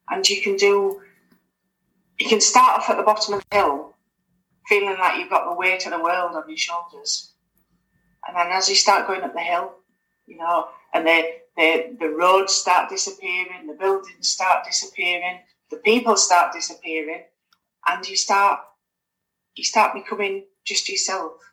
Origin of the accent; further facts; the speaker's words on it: Halifax, Yorkshire and the Humber, United Kingdom; moved away as an adult; now in Scotland, United Kingdom; I'm originally I'm from Halifax in, in West Yorkshire, but I'm up in Scotland now, so I've been up in Scotland for gosh, nearly nearly twenty years now.